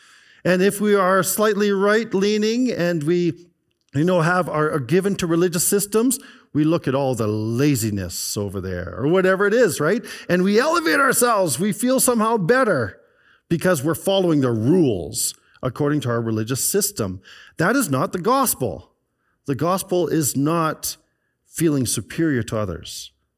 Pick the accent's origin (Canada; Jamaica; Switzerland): Canada; British Columbia; there was Old Kelowna is a group that I belong to because I grew up in the Okanagan Valley. And they showed a picture of West Bank in around early 1970s. And I could see where our house was.